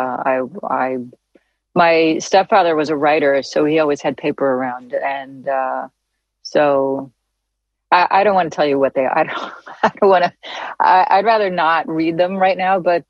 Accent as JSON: {"language": "English", "town": "New York City", "region": "New York", "country": "United States", "tie": "born or raised there", "also_born_or_lived": "Santa Monica, California", "said": "I came from New York City"}